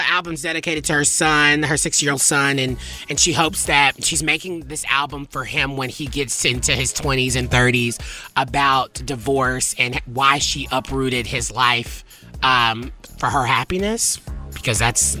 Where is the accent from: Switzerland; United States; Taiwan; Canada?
United States; the South; I'm from the South, right?